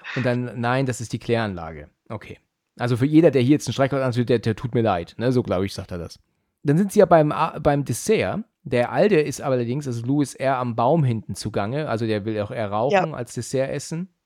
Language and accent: German; Germany